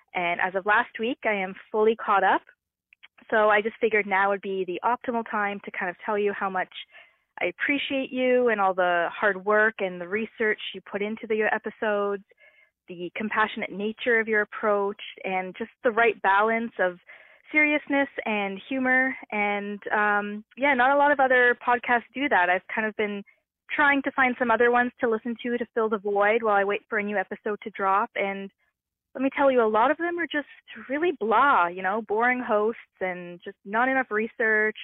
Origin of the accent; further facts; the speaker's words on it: Toronto, Ontario, Canada; now in Moncton, Canada; I was actually born and raised in Toronto